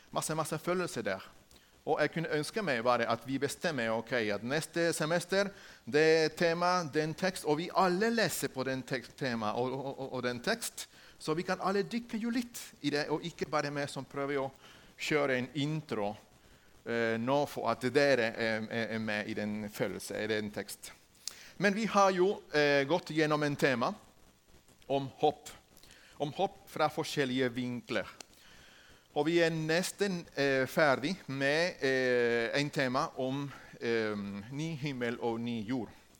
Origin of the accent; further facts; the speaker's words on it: Ecuador; Norwegian is a second language; moved away as an adult; now in Norway; Jeg kommer fra Ecuador.